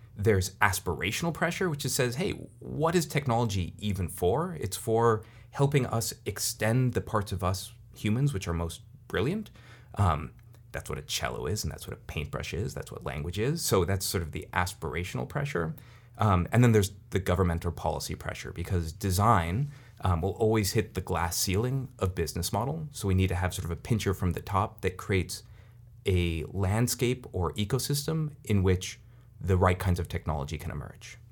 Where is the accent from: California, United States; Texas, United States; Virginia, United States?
California, United States; Silicon Valley; I'm from Silicon Valley